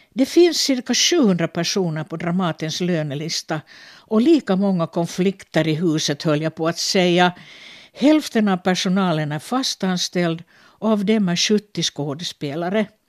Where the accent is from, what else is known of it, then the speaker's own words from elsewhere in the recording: Finland; teaterchef på olika teatrar här hemma i Finland, men också i Sverige